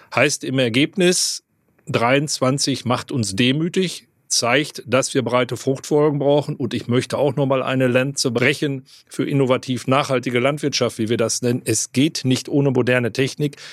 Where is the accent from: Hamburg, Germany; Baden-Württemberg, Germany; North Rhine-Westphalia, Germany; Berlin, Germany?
North Rhine-Westphalia, Germany; ich komme aus Westfalen